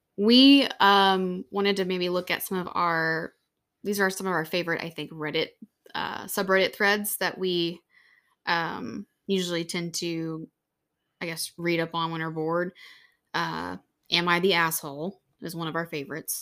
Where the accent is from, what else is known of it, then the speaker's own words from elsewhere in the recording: Louisiana, United States; moved away; back home where we grew up in Louisiana